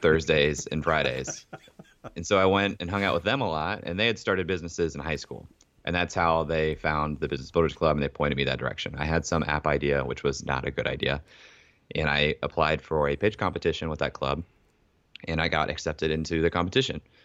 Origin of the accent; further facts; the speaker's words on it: Ohio, United States; also born or lived in Columbus, Ohio; I was born and raised in Ohio